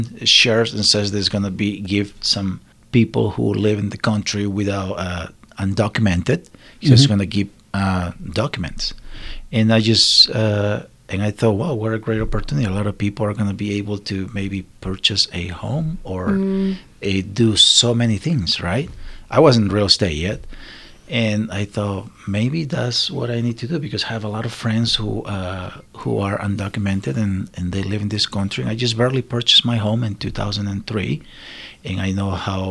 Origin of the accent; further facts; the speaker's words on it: Peru; English is a second language; moved away as an adult; now in Salt Lake City, United States; I am from Peru.